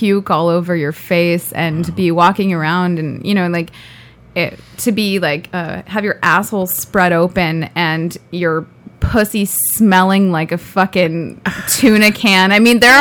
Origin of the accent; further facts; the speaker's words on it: Thousand Oaks, California, United States; Thousand Oaks